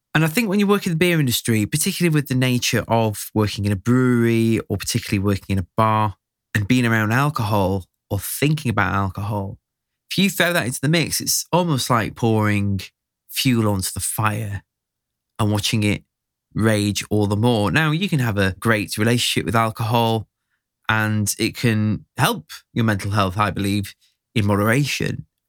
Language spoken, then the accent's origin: English; Sheffield, Yorkshire and the Humber, United Kingdom; also born or lived in Barnsley; I'm from Sheffield